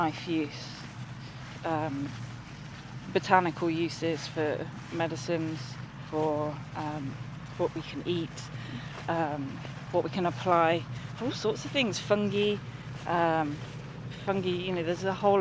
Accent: London, United Kingdom; moved away; I grew up in the North London, sort of Hertfordshire and Essex borders, where they all kind of meet, and in a urban environment

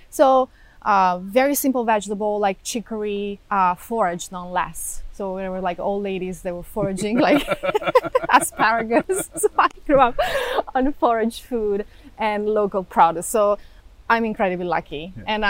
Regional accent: Cupra Marittima, Marche, Italy; English is a second language; moved away as an adult; also born or lived in Paris, France; now in Jersey City, United States; So I grew up in this teeny tiny village called Cupra Marittima on the Adriatic coast in center Italy, facing Croatia, 5,000 people, not really big city around.

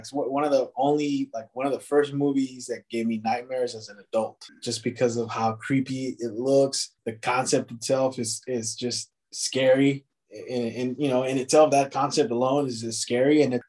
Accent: Richmond, California, United States; I'm located here in the Bay Area, California, so like 20, 30 minutes away from San Francisco. I grew up in Richmond, which is one of those cool new things happening in the city.

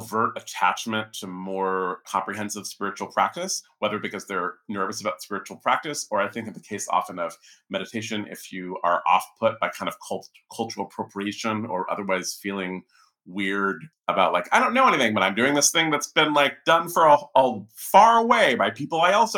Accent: California, United States; growing up in California in the 70s

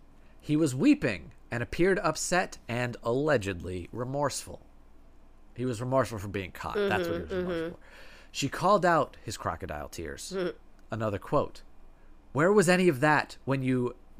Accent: Tennessee, United States; I'm from Tennessee, so we paid extra attention

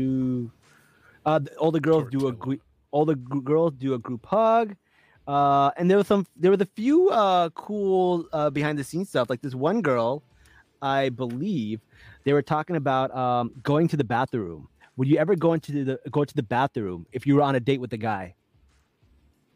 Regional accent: New York, United States; I'm from New York

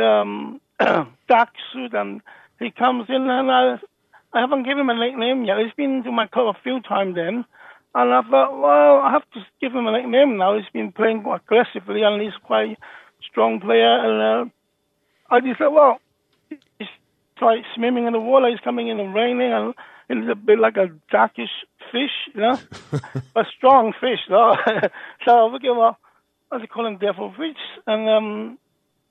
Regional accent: Hong Kong; also born or lived in Birmingham, United Kingdom; now in Thailand; I was from Hong Kong as well

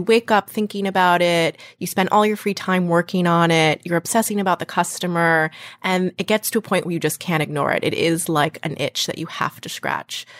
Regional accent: Western Massachusetts, United States; moved away as an adult; also born or lived in New York; So I'm from Western Massachusetts, not Boston

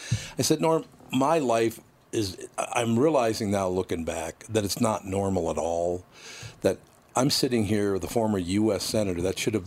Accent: Minneapolis, Minnesota, United States; no, I act like I'm from North Minneapolis, because that's how it was. It was all Catholics east of Lyndale to the river.

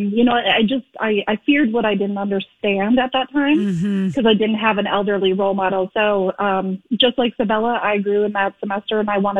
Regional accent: Fargo, North Dakota, United States; it's set in like my hometown area of Fargo-Moorhead

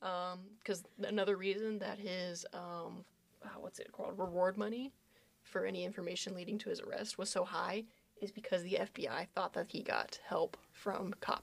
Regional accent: Goose Creek, South Carolina, United States; I'm from Goose Creek

